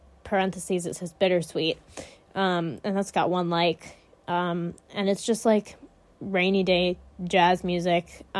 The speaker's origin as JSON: {"language": "English", "country": "United States", "said": "I talk really loud, because I'm American"}